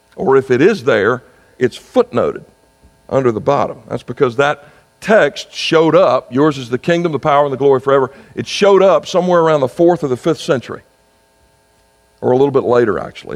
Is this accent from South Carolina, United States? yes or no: yes; South Carolina, United States; my home state of South Carolina